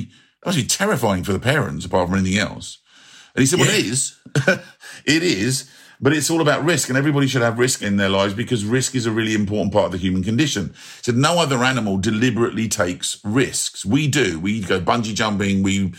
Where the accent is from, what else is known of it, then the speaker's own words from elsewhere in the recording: London, United Kingdom; the early part of my childhood, I grew up in Southall in West London, and it was a very, even a long time ago when I was a kid, when I was at primary school, there was a lot of Indian, Pakistani, Sri Lankan, Goan, North African, Afro-Caribbean families.